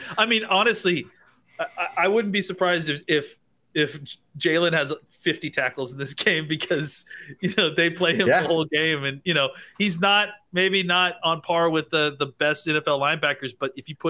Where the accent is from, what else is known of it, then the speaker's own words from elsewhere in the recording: Texas, United States; I'm from Texas, so I go to the Texas State Fair, and it's in Dallas, so I've been a ton.